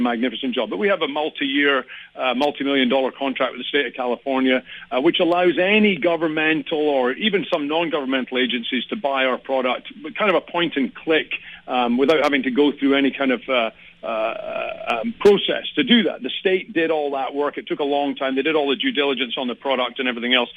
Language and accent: English; Scotland, United Kingdom; now in San Diego, United States; I am from Scotland.